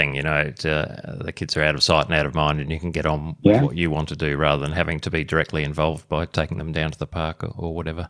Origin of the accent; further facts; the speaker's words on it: Australia; as part of my role as Australian of the Year last year